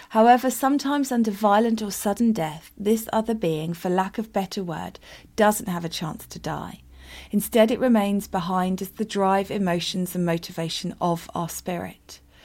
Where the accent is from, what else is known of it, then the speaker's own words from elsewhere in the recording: United Kingdom; I'm very British